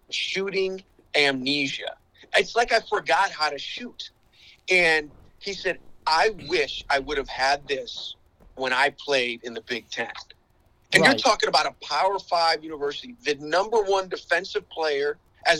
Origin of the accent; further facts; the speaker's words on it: Chicago, Illinois, United States; I grew up in the Chicagoland area, played multiple sports through high school